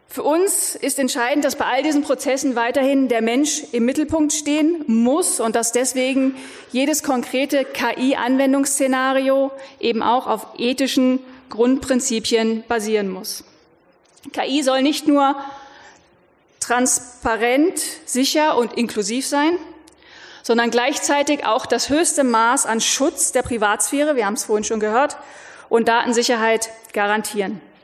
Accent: Lower Saxony, Germany; Ich selber bin Niedersächsin, das heißt, ich komme aus einem Land, das äh, sehr stark landwirtschaftlich

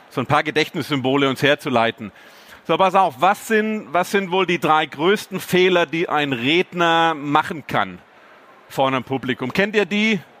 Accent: Baden-Württemberg, Germany; born there; Übrigens habe ich schon gesagt, dass ich gebürtiger Schwabe bin.

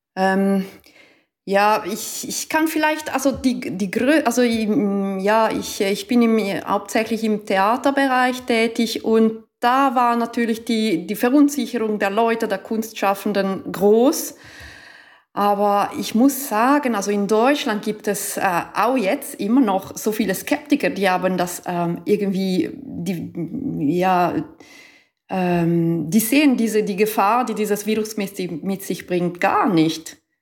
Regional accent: Ticino, Switzerland; also born or lived in Germany; ich bin auch aus dem Tessin

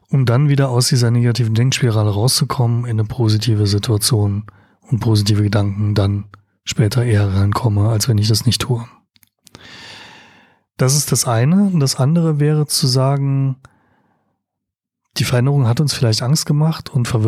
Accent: Rhineland-Palatinate, Germany; ich bin aus Rheinland-Pfalz, da ist es nicht der Fall so in dem Ausmaß, auf den Autobahnen treffen.

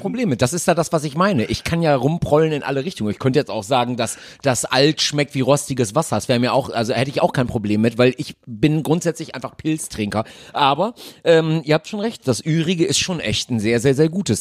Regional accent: Münsterland, North Rhine-Westphalia, Germany; moved away as an adult; now in Cologne, Germany; Ich bin eigentlich Münsterländer

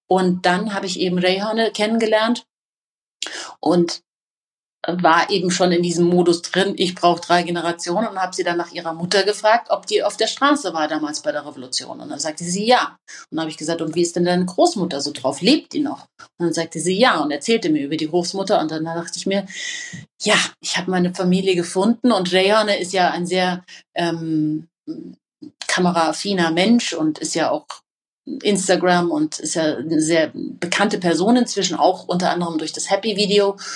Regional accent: Iran; also in ihren Augen bin ich Iranerin und habe quasi als Deutsche kein Recht und auch keine konsularische Betreuungsmöglichkeit dann durch die deutsche Botschaft

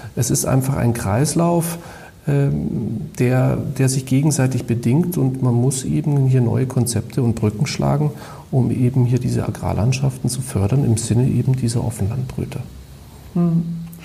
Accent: Bavaria, Germany; bei uns in Bayern

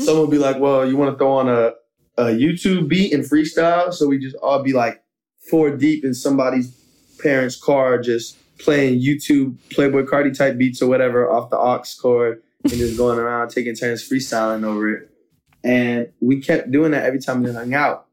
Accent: San Francisco, California, United States; growing up in San Francisco, we got a lot of Asian culture surrounding us

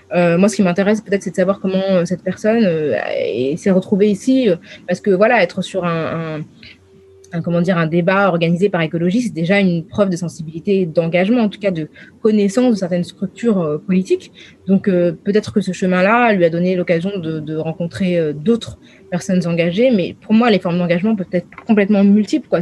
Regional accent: France; je suis une française des années 2000

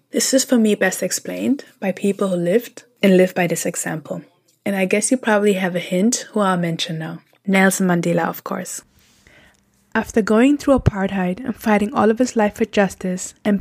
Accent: close to Frankfurt, Hesse, Germany; moved away as an adult; also born or lived in Eritrea; now in San Francisco Bay Area, United States; I was raised close to Frankfurt

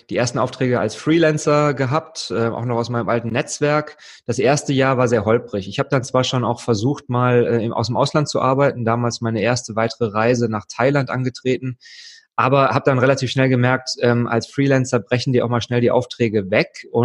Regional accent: Wuppertal, North Rhine-Westphalia, Germany; Ich komme aus Wuppertal ursprünglich. ähm, das ist gar nicht mal so weit weg von Köln, deswegen freue ich mich, ein bisschen in der Heimat vorbeizuschauen.

